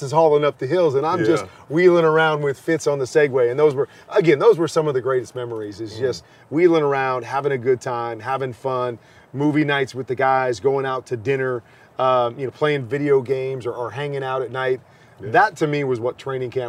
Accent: Midwest, United States; now in Arizona, United States; I grew up in the Midwest

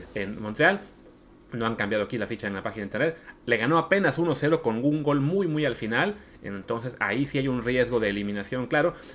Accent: Mexico; nosotros como mexicanos

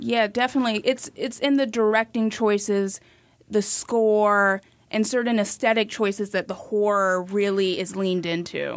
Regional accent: Miami, Florida, United States; I'm from Miami

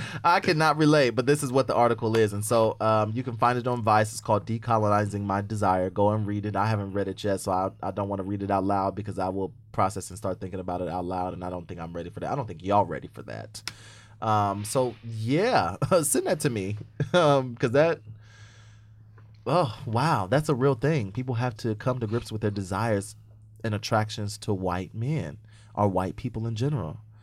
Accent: Indiana, United States; moved away as an adult; now in New York, United States; I'm from Indy fucking Anna

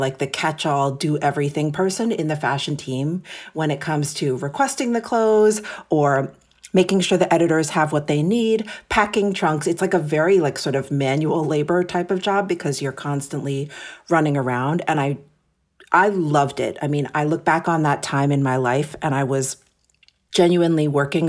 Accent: New York City, New York, United States; So I am born and raised in New York City. My parents came to America from Japan in the late 60s.

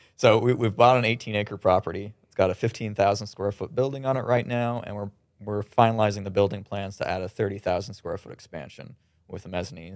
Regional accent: Kitchener, Ontario, Canada; we're from Kitchener

